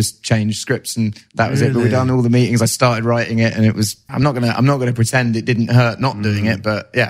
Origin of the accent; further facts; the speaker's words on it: England, United Kingdom; as an English singer